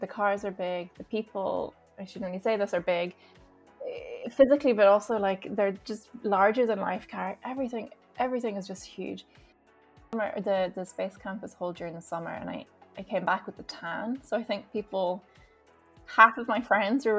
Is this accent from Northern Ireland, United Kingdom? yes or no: yes; Armagh, Northern Ireland, United Kingdom; also born or lived in Johannesburg, South Africa; I moved to Armagh when I was in primary school, and I went to St. Catherine's Primary School